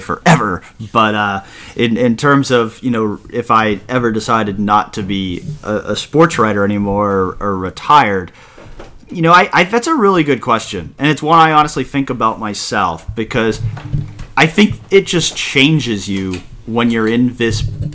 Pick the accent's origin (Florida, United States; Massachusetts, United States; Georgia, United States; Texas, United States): Massachusetts, United States; moved away; also born or lived in Ohio; I grew up in Massachusetts